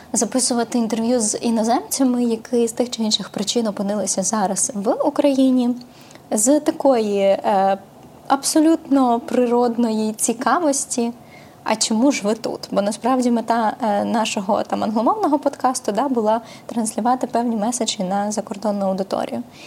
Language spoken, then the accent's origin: Ukrainian; Mariupol, Donetsk Oblast, Ukraine; now in Kyiv, Ukraine; я з Маріуполя, бо моя сім'я з Маріуполя